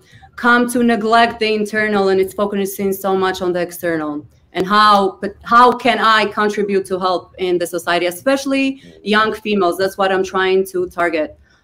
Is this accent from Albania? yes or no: yes; Albania; English is a second language; moved away; I'm from Albania originally, and I am trying to make my people understand crypto. And, you know, we're a third world country, not a lot going on.